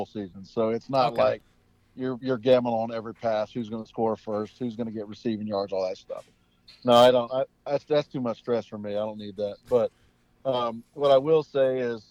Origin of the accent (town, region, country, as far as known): North Carolina, United States; born or raised there; moved away as an adult; also born or lived in Kansas City, Missouri; now in Pittsburgh, United States